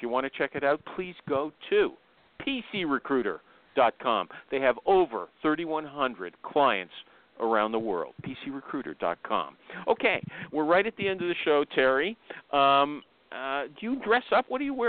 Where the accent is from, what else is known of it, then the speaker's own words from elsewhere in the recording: Canada; because I'm a Canadian.